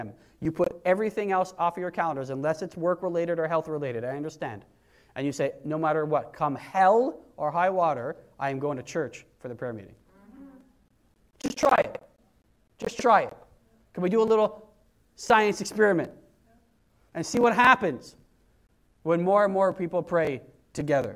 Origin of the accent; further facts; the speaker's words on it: Wales, United Kingdom; I'm Welsh and that's where I'm from